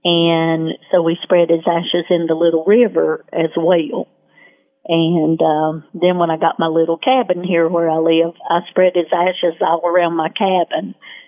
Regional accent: Western North Carolina, United States; We're from Western North Carolina

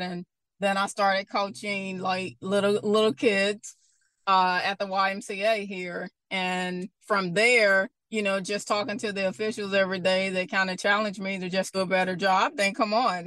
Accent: Bastrop, Louisiana, United States; moved away; also born or lived in Baton Rouge; Growing up in Bastrop, Louisiana, North Louisiana, you know, I grew up watching Louisiana Tech

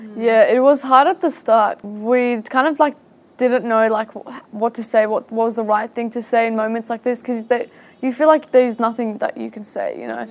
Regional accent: Syria; now in Australia; I'm from Syria

